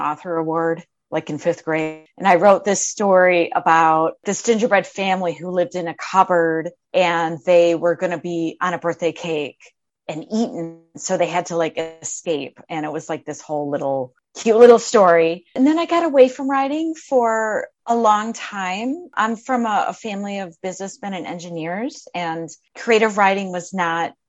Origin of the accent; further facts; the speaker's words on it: Midwest, United States; moved away as an adult; also born or lived in Arizona; I'm from the Midwest originally. I don't know if you can hear my accent. I moved out to Arizona